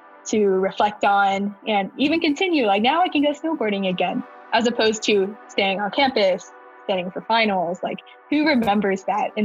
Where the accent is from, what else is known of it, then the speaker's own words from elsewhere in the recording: Huntsville, Alabama, United States; moved away as an adult; also born or lived in Georgia Tech (Atlanta, Georgia); I was born and raised in Huntsville, Alabama